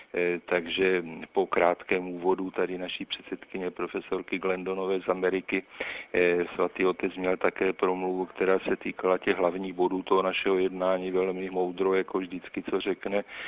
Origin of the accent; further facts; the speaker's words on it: Prague, Czechia; jsem z Prahy České republiky